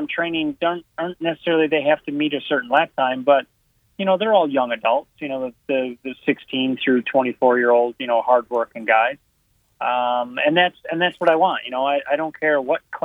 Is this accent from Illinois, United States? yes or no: yes; Northern Illinois, United States; moved away; I'm from Northern Illinois, and I would travel south in the winters